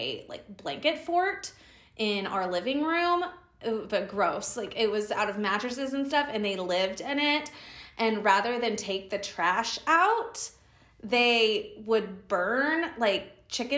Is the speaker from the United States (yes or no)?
yes; Sarasota, Florida, United States; moved away as an adult; now in Dallas, United States; Sarasota, my hometown, because it's on the beach.